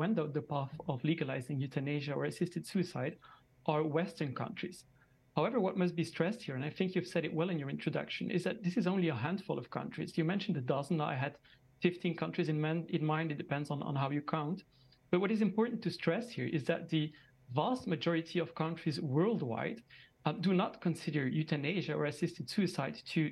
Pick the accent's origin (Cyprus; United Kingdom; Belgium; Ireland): Belgium; I'm joining from Belgium. I'm actually a Belgian citizen myself, and I'm here in the capital of Europe, which is Brussels